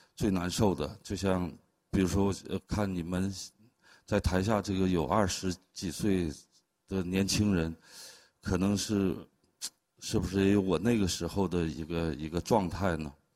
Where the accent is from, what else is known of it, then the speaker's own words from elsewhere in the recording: China; moved away as an adult; also born or lived in Harbin; 等到了十八岁的时候，我就离开了大兴安岭，离开了家，去了哈尔滨去学画儿